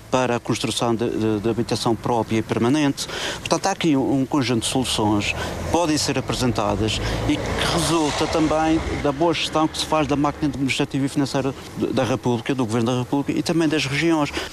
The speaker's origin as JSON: {"language": "Portuguese", "region": "Madeira", "country": "Portugal", "said": "Eu, como madeirense"}